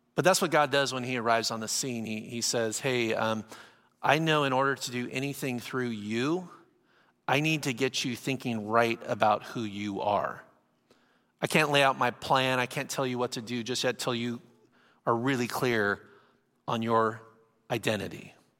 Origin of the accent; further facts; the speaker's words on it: San Diego, California, United States; I'm from San Diego, California. I live, live by the beach